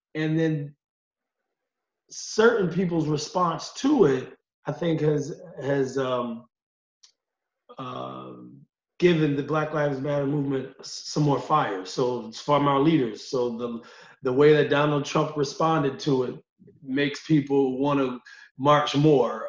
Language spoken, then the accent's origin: English; Utica, New York, United States; lifelong member of, of, the Utica community